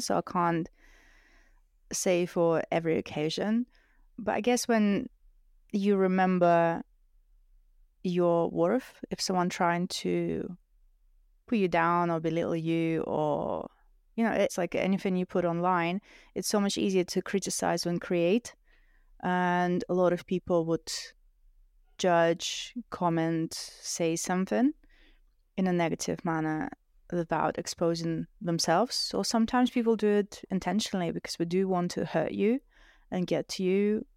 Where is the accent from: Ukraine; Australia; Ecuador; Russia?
Russia; English is a second language; now in United Kingdom; I grew up in a single parent family